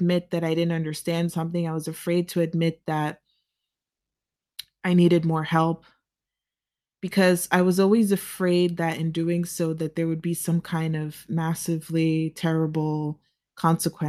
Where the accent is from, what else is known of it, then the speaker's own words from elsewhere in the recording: United States; as a child growing up in the United States